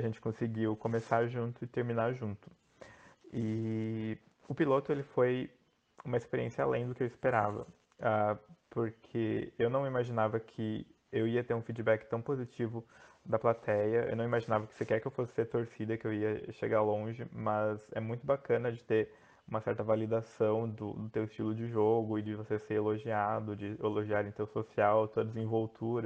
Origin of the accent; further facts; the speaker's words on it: Joinville, Santa Catarina, Brazil; sou de Joinville, Santa Catarina